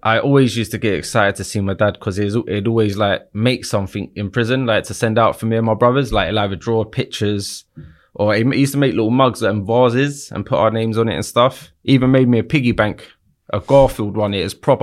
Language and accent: English; London, United Kingdom; I grew up in Battersea my whole life